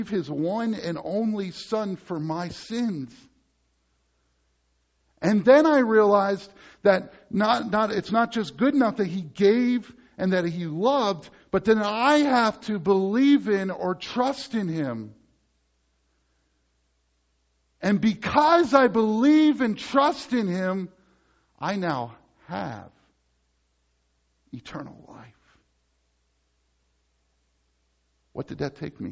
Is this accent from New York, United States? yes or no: no; Dover, Pennsylvania, United States; moved away; I come from Dover, Pennsylvania